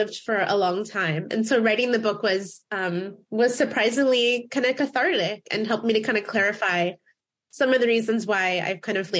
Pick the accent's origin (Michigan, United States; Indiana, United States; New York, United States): Indiana, United States; Fort Wayne; now in Seattle, United States; I grew up in Fort Wayne in the northeast part of the state. Then when we moved to Seattle